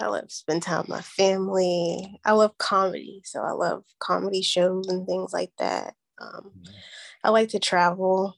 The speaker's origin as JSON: {"language": "English", "town": "Atlanta", "region": "Georgia", "country": "United States", "tie": "born or raised there", "also_born_or_lived": "Youngstown, Ohio", "moved": "yes", "lives_now": "Phoenix, United States", "said": "I grew up in Atlanta, Georgia"}